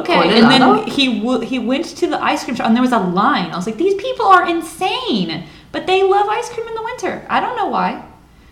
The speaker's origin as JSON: {"language": "English", "country": "United States", "said": "the U.S."}